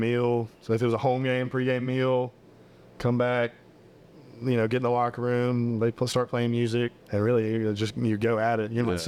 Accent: Mississippi, United States; I'm in my hometown, like, so my house is 6 minutes away

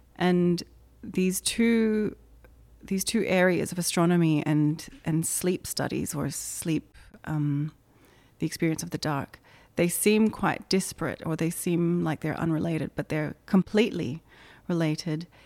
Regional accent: Indonesia; moved away; Growing up in Indonesia, I think, has had a lot of influence on my work

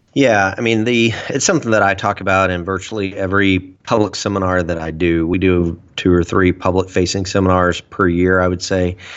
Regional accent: United States; we as American citizens, average everyday Americans

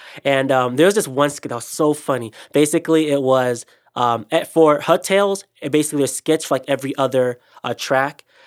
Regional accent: Ghana; I'm Ghanaian

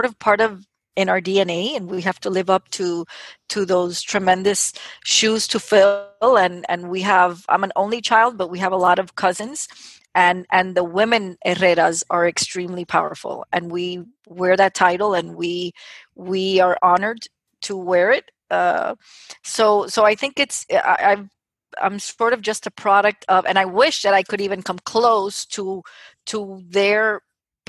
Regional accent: United States; I'm a first generation proud American, born to a Cuban family

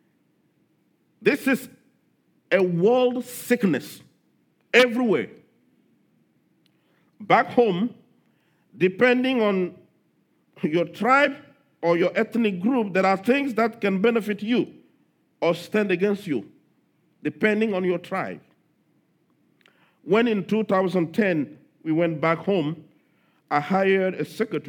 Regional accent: Togo; my home country

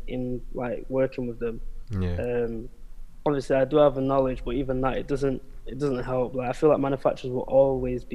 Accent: United Kingdom; born or raised there; also born or lived in Angola / Portugal

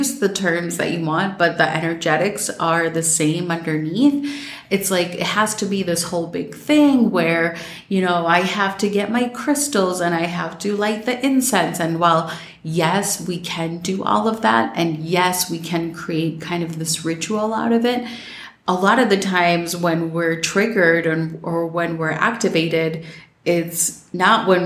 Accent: Minnesota, United States; growing up in Minnesota

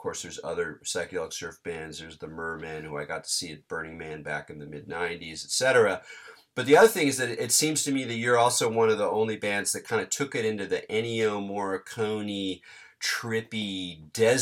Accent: Southern California, United States; growing up in Southern California

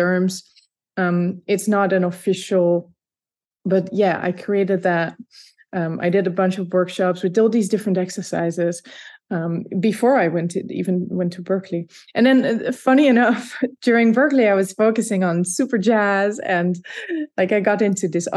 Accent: Leiden, South Holland, Netherlands; first language Dutch; English is a second language; moved away as an adult; So I grew up in the Netherlands in a place called Leiden, which is half an hour south of Amsterdam

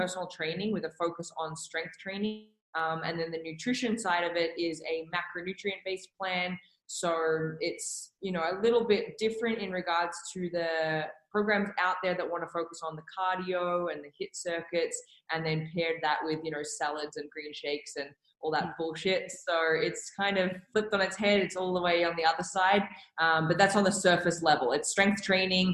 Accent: Melbourne, Victoria, Australia; moved away as an adult; also born or lived in New York; now in Calgary, Canada; So originally I'm from Melbourne. That's where I grew up in Australia.

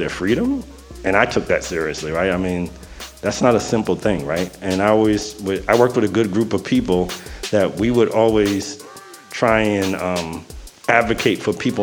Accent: New York City, New York, United States; I grew up in the projects in the Bronx

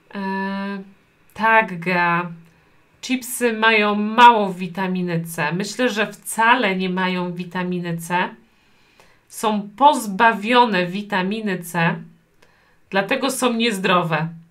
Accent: Poland; Ja urodziłam się w Polsce

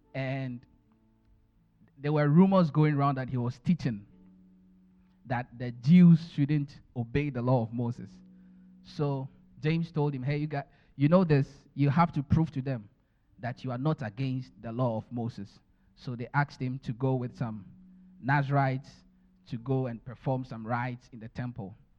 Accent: Ghana; born or raised there; moved away

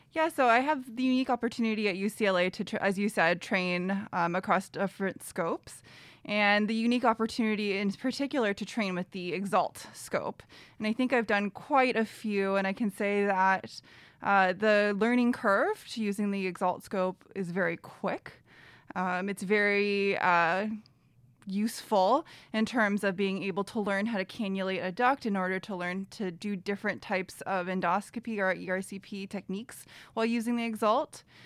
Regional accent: Bay Area, California, United States; now in Los Angeles, United States; I am from the Bay Area originally

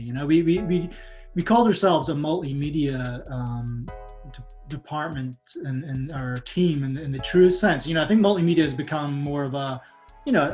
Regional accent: Aberdeen, Scotland, United Kingdom; moved away as an adult; now in Texas, United States; I'm originally from Scotland

